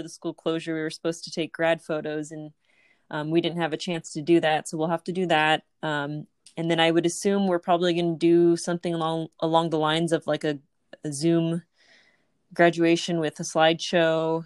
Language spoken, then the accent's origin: English; Southern California, United States; I am from Southern California